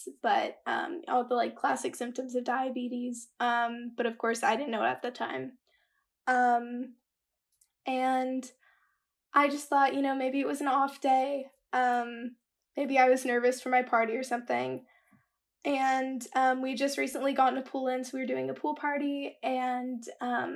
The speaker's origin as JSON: {"language": "English", "town": "Dallas", "region": "Texas", "country": "United States", "said": "I'm from Dallas, Texas. I'm a senior in high school"}